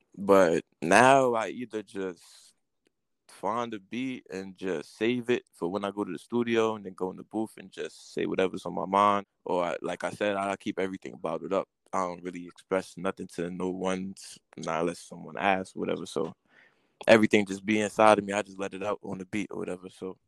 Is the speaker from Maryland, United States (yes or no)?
no; New York City, New York, United States; I mean, New York is New York, man. I mean, you know, very unpredictable place.